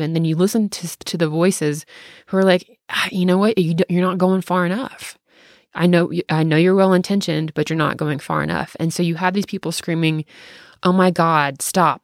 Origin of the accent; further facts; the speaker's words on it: the South, United States; accent: southern; I really just am just talking like a southerner right now